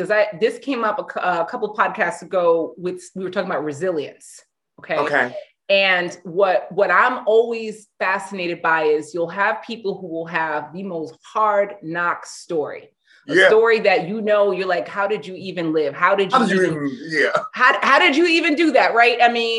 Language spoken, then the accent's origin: English; New York, United States; also born or lived in Los Angeles; now in Cleveland, United States; Lived in LA, and then my husband brought me to Cleveland.